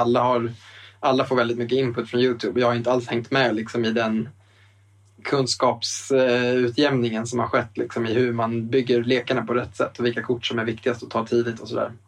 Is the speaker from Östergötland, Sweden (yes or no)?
no; Eskilstuna, Södermanland, Sweden; now in Stockholm, Sweden; spelbutiken hemma i Eskilstuna. Vi bor ju båda i Stockholm